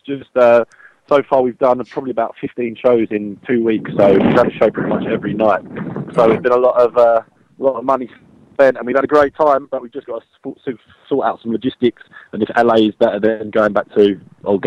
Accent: London, United Kingdom; that's where I was born and bred

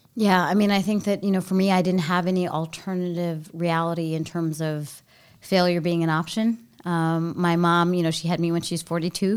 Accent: Baltimore, Maryland, United States; also born or lived in Sri Lanka; I grew up in Baltimore

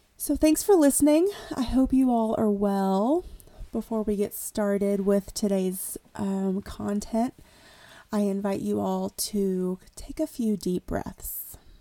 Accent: East Tennessee, United States; now in Sierra Mountains, United States; I grew up in East Tennessee and it's still one of my favorite times to go back home

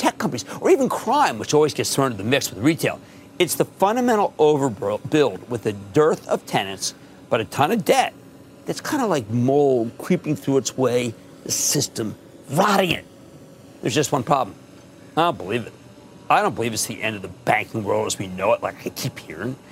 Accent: Philadelphia, Pennsylvania, United States; my hometown of Philadelphia

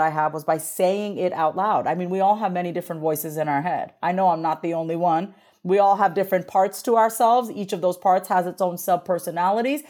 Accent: Long Island, New York, United States; I grew up on Long Island, New York, as a first generation Indian immigrant woman.

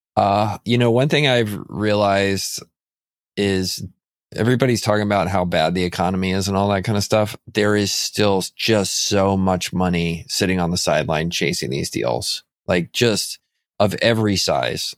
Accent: Texas, United States; also born or lived in San Antonio; a dumb Texan buying this business on Vancouver Island

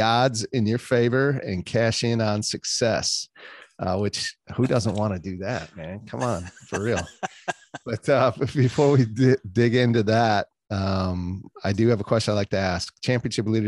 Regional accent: northern Wisconsin, United States; moved away; I grew up in Wisconsin

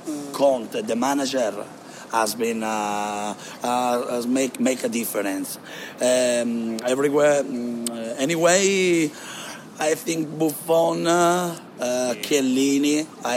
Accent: Calabria, Italy; English is a second language

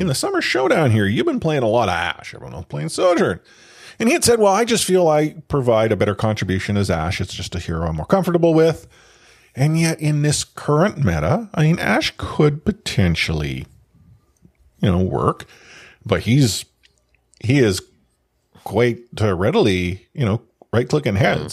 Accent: Canada; being Canadian

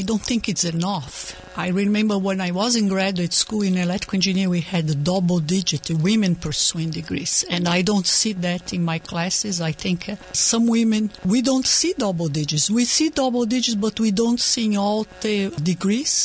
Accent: Brazil; moved away as an adult; I was born in Brazil and I grew up in a family of immigrants, so it's like a double immigrant

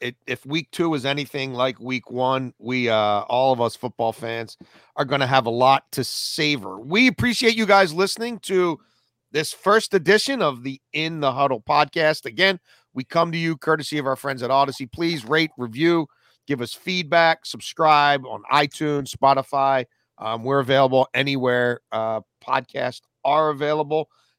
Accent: Baltimore, Maryland, United States; Lovely Baltimore, my hometown

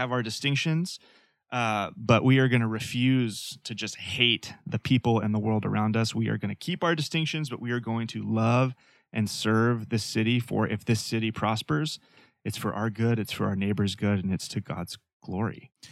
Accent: Fayetteville, Arkansas, United States; moved away as an adult; now in Portland, United States; Growing up in Nor-, Northwest Arkansas, born and raised

